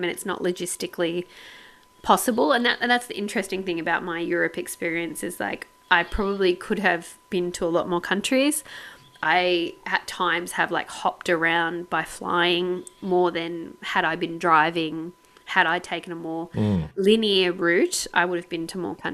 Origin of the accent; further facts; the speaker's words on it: Sydney, New South Wales, Australia; we're from Sydney